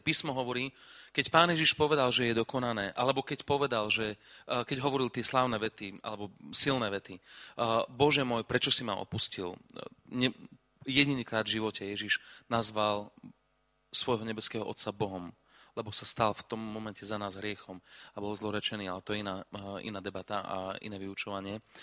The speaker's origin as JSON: {"language": "Slovak", "town": "Košice", "region": "Košice Region", "country": "Slovakia", "said": "ja som z Košic"}